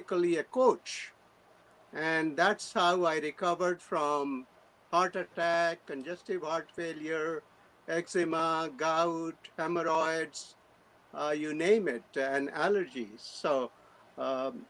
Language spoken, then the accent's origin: English; India; moved away as an adult; now in United States; I was born in India in 1948